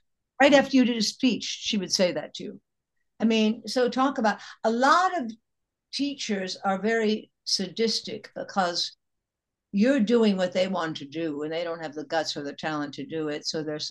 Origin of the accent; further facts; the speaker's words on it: Chicago, Illinois, United States; And I'd say the lawyer's daughter, because I'm from Chicago.